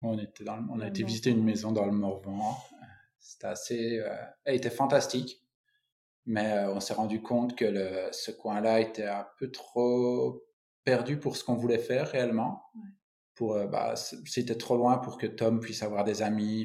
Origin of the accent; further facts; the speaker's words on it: Belgium; moved away as an adult; now in Finistère, France; Je suis belge